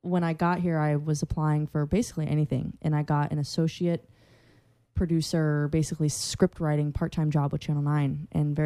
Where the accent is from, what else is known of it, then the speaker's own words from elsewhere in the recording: Central Florida, United States; I'm from Central Florida